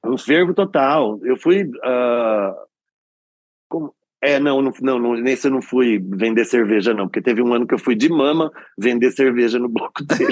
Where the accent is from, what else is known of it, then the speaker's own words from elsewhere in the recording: Nova Odessa, São Paulo, Brazil; now in São Paulo, Brazil; Eu sou de Nova Odessa, que é antes de Americana, depois de Campinas.